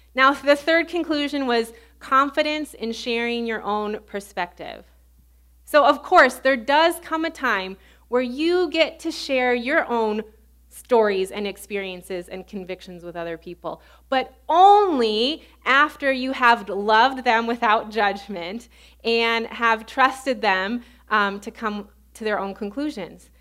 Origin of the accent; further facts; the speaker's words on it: suburbs of Chicago, Illinois, United States; accent: Midwestern; moved away as an adult; also born or lived in Baton Rouge, Louisiana; I grew up in the suburbs of Chicago, so I have a very Midwestern accent.